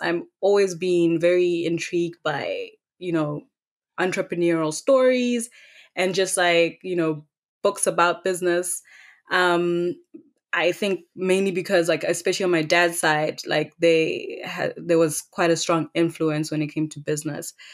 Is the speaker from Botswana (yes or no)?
yes; Gaborone, South-East District, Botswana; moved away; also born or lived in Cape Town, South Africa; I was born and raised in Khaborone, Botswana.